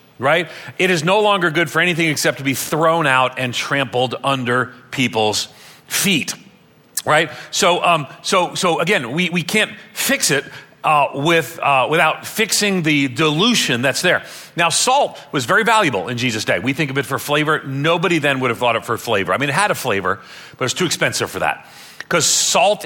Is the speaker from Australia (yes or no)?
no; Ireland; I'm Irish